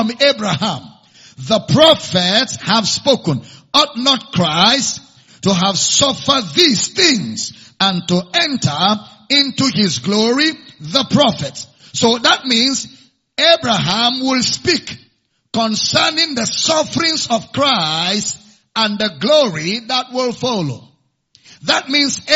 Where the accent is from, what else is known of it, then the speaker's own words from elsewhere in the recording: Nigeria; I'm a Nigerian.